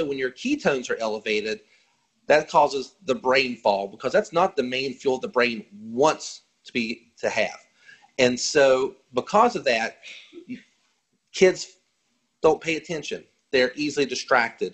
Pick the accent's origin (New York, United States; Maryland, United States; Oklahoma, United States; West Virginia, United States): West Virginia, United States; I'm from West Virginia